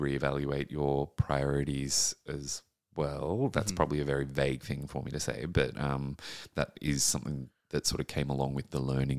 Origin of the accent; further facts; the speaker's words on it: New South Wales, Australia; Central coast of New South Wales.